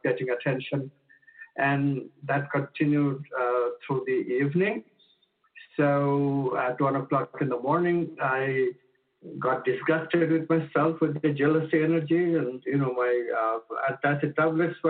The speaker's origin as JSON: {"language": "English", "country": "India", "tie": "born or raised there", "moved": "as an adult", "lives_now": "United States", "said": "I was born in India and shifted to the States when I was 26."}